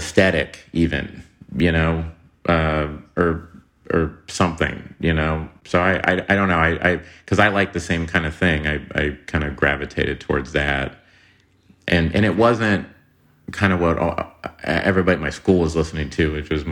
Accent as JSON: {"language": "English", "town": "Tulsa", "region": "Oklahoma", "country": "United States", "said": "I'm from Tulsa, Oklahoma"}